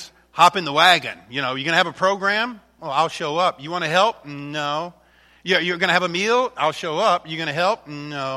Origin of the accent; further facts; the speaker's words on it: Alcona County, Michigan, United States; We're from Alcona County